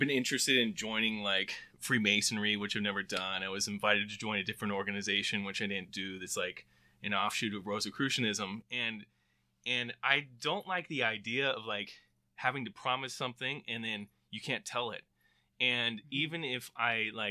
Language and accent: English; the Bay Area, California, United States; I grew up in the Bay Area, come from a Mormon family, six kids